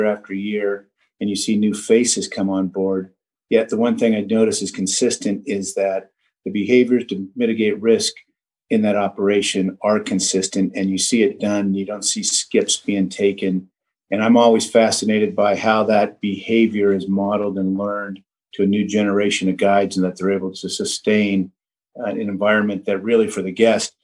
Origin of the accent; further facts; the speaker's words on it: Redding, California, United States; I grew up in Redding, California, and I've been skiing my whole life.